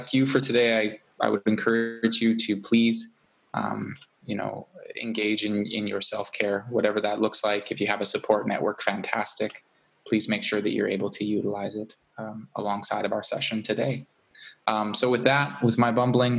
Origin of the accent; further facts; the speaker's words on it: Tsleil-Waututh First Nation, British Columbia, Canada; I'm from the Tsleil-Waututh First Nation.